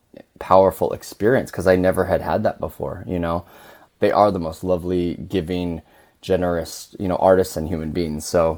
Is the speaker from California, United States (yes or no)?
yes; California, United States; also born or lived in Seoul, South Korea; I'm Korean. I was born in Seoul, but I was adopted to California, grew up in a Caucasian family.